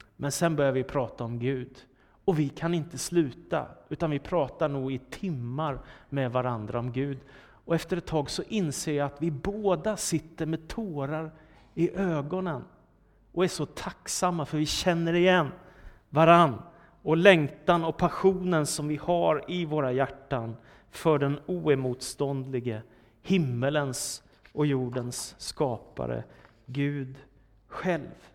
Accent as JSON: {"language": "Swedish", "town": "Danderyd", "region": "Stockholm County", "country": "Sweden", "tie": "born or raised there", "said": "Danderyd, där jag växte upp."}